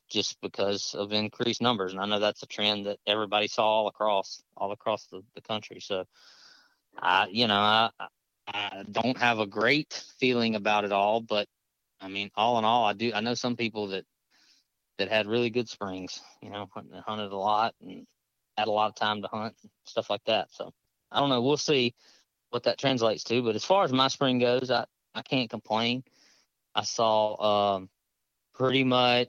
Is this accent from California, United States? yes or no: no; Southwest Mississippi, United States; now in Baton Rouge, United States; I live just north of Baton Rouge and I'm from Southwest Mississippi.